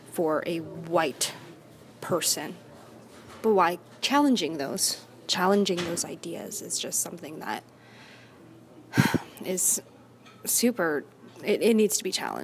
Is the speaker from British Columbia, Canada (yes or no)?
yes; Vancouver, British Columbia, Canada; I was born and raised in Vancouver.